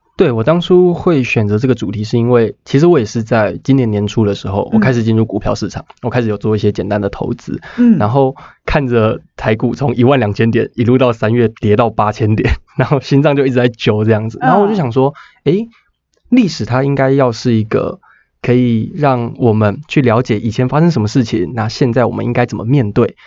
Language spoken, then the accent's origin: Chinese; Taiwan; 身为一个台湾人